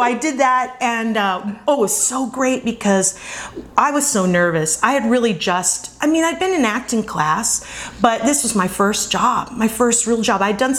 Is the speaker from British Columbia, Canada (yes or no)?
yes; Vancouver, British Columbia, Canada; also born or lived in Colorado; now in Los Angeles, United States; I am from Vancouver, British Columbia, but my boarding school was in Colorado, so that's what I consider my home.